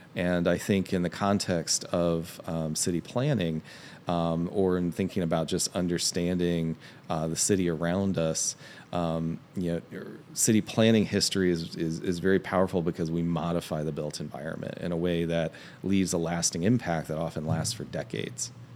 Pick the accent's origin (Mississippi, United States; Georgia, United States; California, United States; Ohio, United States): Ohio, United States; Hamilton; I grew up in Hamilton, Ohio, uh, which is in Southwest Ohio